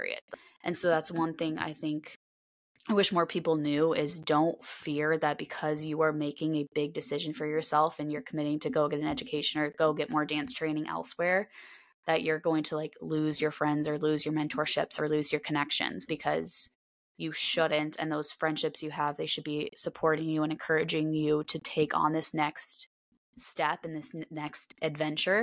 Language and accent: English; Nashville, Tennessee, United States; born or raised there; moved away as an adult